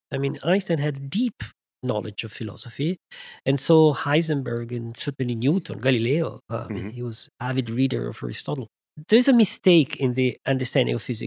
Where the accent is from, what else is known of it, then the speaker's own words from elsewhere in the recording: Italy; moved away as an adult; also born or lived in France; I was born in Italy